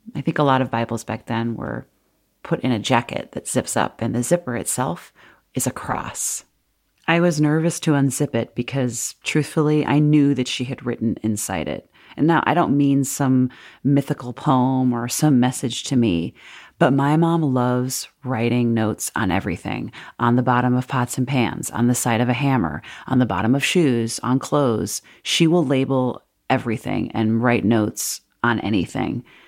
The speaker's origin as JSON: {"language": "English", "town": "Wheaton", "region": "Illinois", "country": "United States", "tie": "born or raised there", "moved": "as an adult", "said": "my hometown of Wheaton, Illinois"}